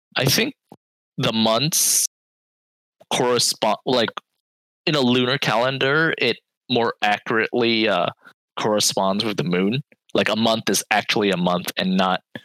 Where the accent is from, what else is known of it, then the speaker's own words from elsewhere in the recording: Fremont, California, United States; growing up in the Bay Area, I I did go to like a suburban uh, school